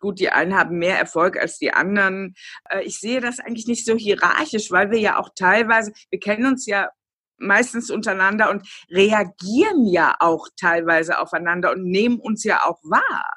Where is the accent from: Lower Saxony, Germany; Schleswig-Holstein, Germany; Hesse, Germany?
Hesse, Germany; Kriftel; also born or lived in Hofheim am Taunus; ich bin im Vorort aufgewachsen. Ich habe in Hofheim Abitur gemacht, ja. also in meinem Taunuskreis, und habe äh, meine allerersten Jahre auch in Hofheim verbracht